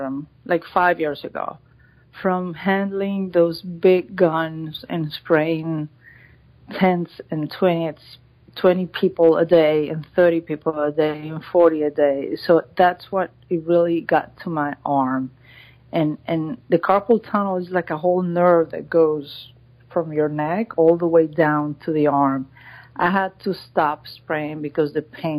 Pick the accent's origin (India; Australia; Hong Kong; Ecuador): Ecuador; moved away as an adult; now in Miami Beach, United States; I am from Ecuador. I've been here in the States since 98